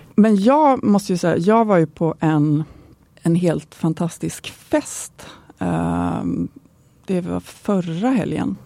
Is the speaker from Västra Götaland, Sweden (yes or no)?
yes; Gothenburg, Västra Götaland, Sweden; är jag ju en god tjej, så jag kommer från Göteborg.